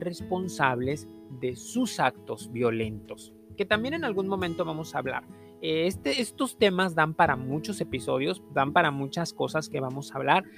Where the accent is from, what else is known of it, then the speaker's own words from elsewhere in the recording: Mexico; aquí en México, en mi país